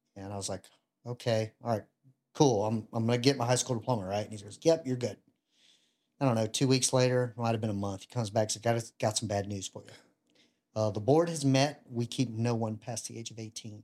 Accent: Ruston, Louisiana, United States; I grew up in Louisiana, uh, Ruston

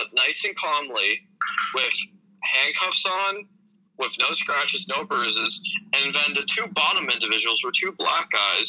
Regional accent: Pennsylvania, United States; from the Poconos.

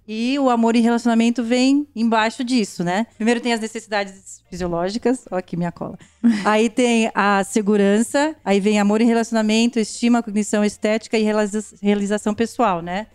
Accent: Brazil; moved away; eu, como brasileira, eu valorizo muito a minha cultura

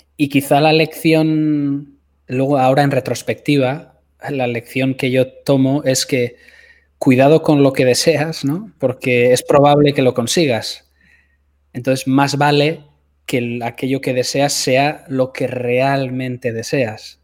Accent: a village near San Sebastián, Basque Country, Spain; moved away as an adult; also born or lived in Los Angeles; la ciudad más cercana a mi pueblo, que es eh, Donostia, San Sebastián

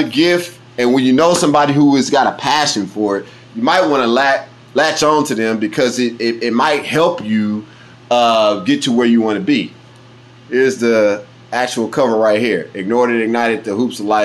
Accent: Kansas City, Kansas, United States; growing up in Wyandotte County

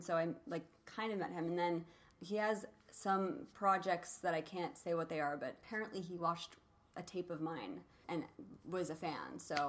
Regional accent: Iowa, United States; now in Los Angeles, United States; I moved from Iowa to L.A.

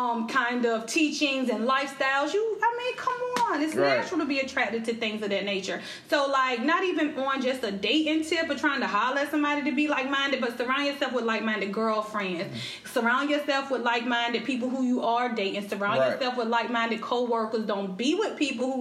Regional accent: Elizabeth City, North Carolina, United States; he saw that I was from Elizabeth City

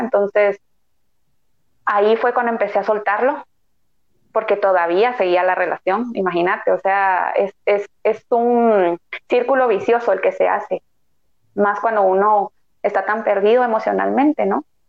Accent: Guatemala; como guatemaltecos

